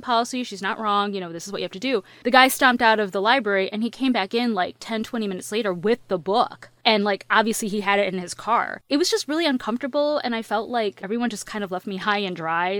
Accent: United States; I'm from the States. I was born in the United States

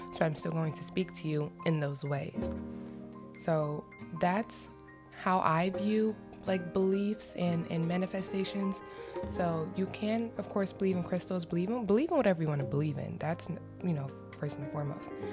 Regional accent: Florida, United States; moved away; also born or lived in Cleveland, Ohio; growing up in Florida, where I was living wasn't that populated with black women

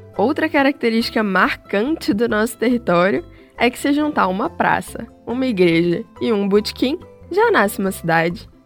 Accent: Minas Gerais, Brazil; accent: mineiro; o nosso sotaque

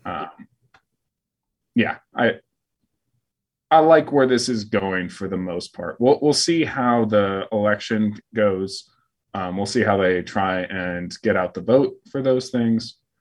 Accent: Phoenix, Arizona, United States; now in Fort Worth, United States; I grew up in Phoenix

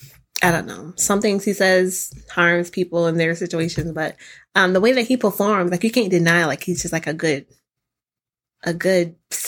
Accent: the South, United States; I grew up in the South

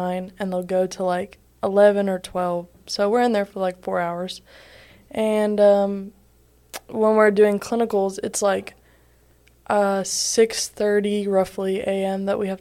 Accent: Columbus, Georgia, United States; I'm from Columbus, Georgia, originally, and I've lived there all my life

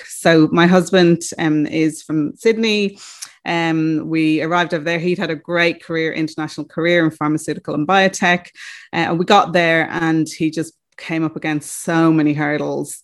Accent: Ireland; moved away as an adult; also born or lived in Australia; I am from Ireland and came to Australia a week after I graduated

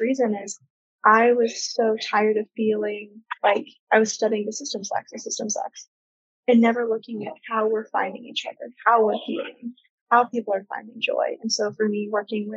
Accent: Colorado, United States; moved away as an adult; now in New York, United States; I'm from Colorado

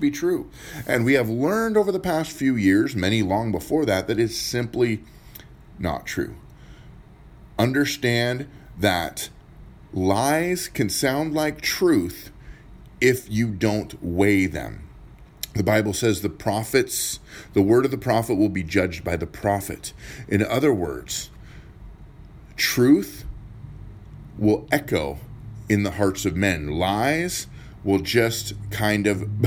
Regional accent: United States; also born or lived in Pierce County, Washington; As an American, I love America

